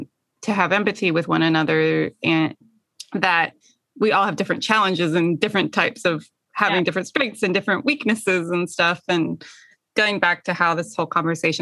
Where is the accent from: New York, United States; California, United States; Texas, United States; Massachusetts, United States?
California, United States; moved away; I'm from California